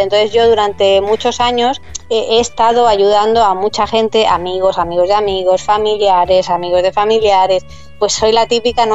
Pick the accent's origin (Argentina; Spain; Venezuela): Spain; Madrid, Community of Madrid; moved away as an adult; also born or lived in Bahamas / London / Amsterdam; yo soy de Madrid y en Madrid los inviernos son muy fríos